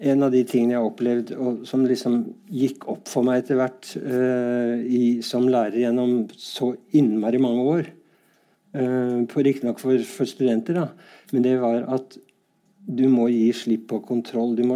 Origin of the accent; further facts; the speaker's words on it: Bærum, Akershus, Norway; Jeg tør nesten ikke si at jeg er fra Bærum, men det er jo et skjellsord mange steder.